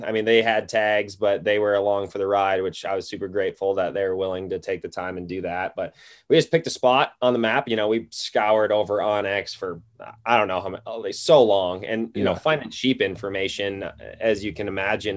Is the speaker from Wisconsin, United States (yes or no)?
yes; Wisconsin, United States; moved away as an adult; also born or lived in Iowa; now in Missoula, United States; So I'm in Missoula, Montana. I grew up in Wisconsin, chasing whitetails and waterfowl was really my thing growing up.